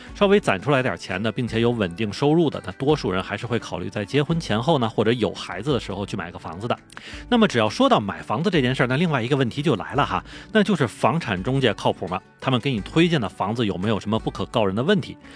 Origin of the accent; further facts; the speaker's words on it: Tianjin, China; moved away as an adult; also born or lived in Beijing; 因为我是天津人